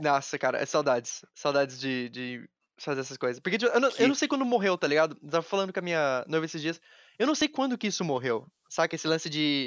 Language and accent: Portuguese; Taubaté, São Paulo, Brazil; Nós dois estamos de Taubaté. E Sim. quando a gente tava crescendo, pelo menos Taubaté não era uma cidade grande